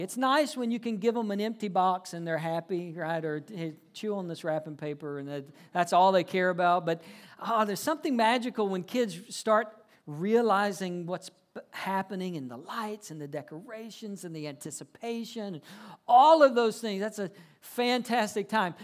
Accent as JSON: {"language": "English", "region": "Georgia", "country": "United States", "tie": "born or raised there", "also_born_or_lived": "South Carolina / Fort Worth, Texas", "moved": "as an adult", "said": "I grew up in Georgia, lived a little while, went to college in South Carolina."}